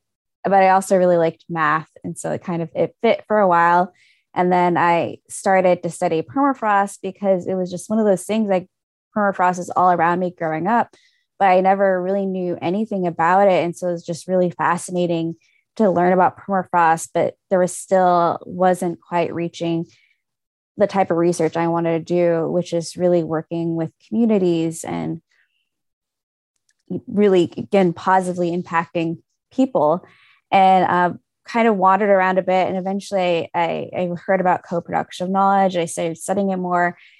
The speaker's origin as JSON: {"language": "English", "area": "Fairbanks and Anchorage", "region": "Alaska", "country": "United States", "tie": "born or raised there", "also_born_or_lived": "King Island, Alaska (family origin)", "said": "My family originally comes from King Island, but I grew up in Fairbanks and Anchorage."}